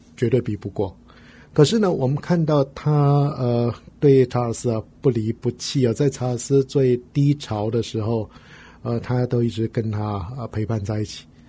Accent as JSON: {"language": "Chinese", "country": "Taiwan", "said": "我们台湾人"}